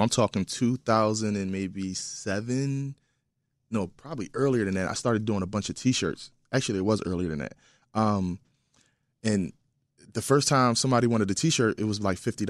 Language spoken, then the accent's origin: English; Philadelphia, Pennsylvania, United States; I'm from West Philadelphia, born and raised.